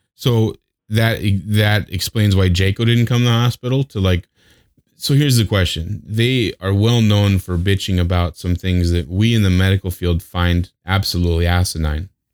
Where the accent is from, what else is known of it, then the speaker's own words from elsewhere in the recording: Wyoming, United States; now in Las Vegas, United States; I grew up in Wyoming